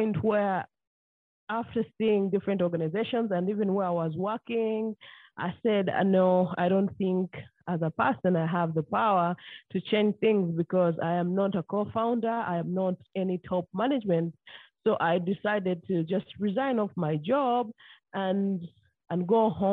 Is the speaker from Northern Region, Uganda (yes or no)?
no; Jinja, Eastern Region, Uganda; we all had different experiences growing up in this town as children